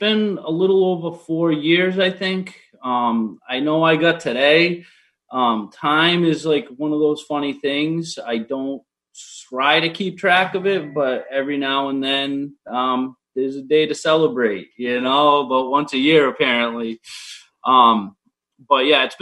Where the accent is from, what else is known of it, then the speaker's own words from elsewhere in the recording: Attleboro, Massachusetts, United States; also born or lived in Boston, Massachusetts; now in Stoughton, United States; I grew up in Attleboro, Mass